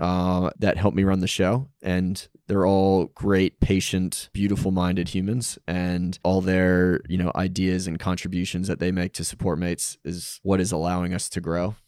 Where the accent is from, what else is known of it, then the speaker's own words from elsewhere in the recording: United States; moved away as an adult; also born or lived in New York City; now in Australia; being an American